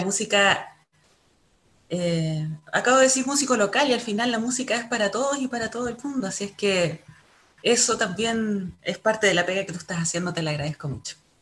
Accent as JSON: {"language": "Spanish", "country": "Chile", "said": "como chilenos o como latinoamericanos"}